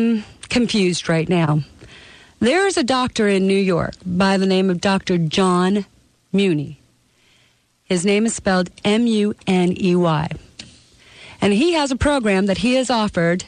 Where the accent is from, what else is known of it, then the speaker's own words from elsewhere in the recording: Canada; now in United States; I was born in the country of Canada. But in 1983, I took out my citizenship and became a United States citizen